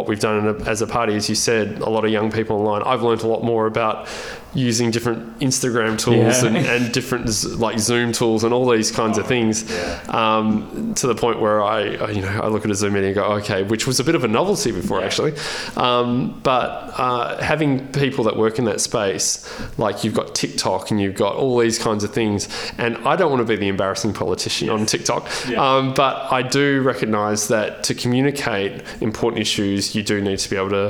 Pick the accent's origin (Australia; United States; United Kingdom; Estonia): Australia; Albany, Western Australia; I grew up in Albany, in, you know, obviously Albany, the southwest of Western Australia